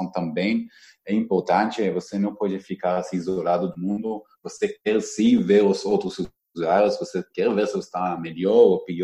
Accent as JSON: {"language": "Portuguese", "country": "Israel", "second_language": "Portuguese", "lives_now": "Brazil", "said": "talvez porque eu vim de Israel e conheço um pouco diferente, é mundo da torcida lá"}